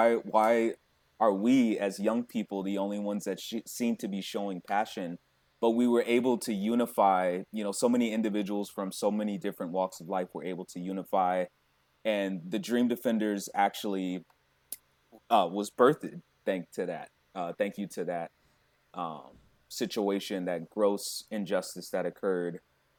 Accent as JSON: {"language": "English", "town": "Tampa", "region": "Florida", "country": "United States", "said": "That's where I'm from. I'm from the Tampa Bay area."}